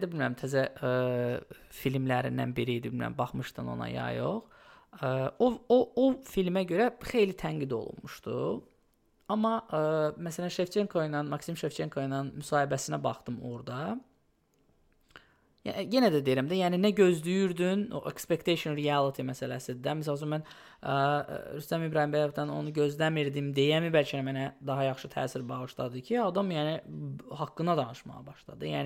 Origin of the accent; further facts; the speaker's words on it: Odesa, Odesa Oblast, Ukraine; now in New York, United States; Mən ömrü boyu Odessada böyümüşəm.